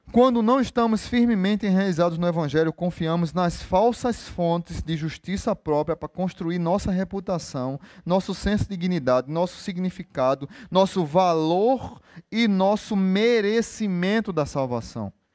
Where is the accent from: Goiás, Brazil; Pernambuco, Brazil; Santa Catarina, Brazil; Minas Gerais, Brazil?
Pernambuco, Brazil; Recife; now in Natal, Brazil; Sou de Recife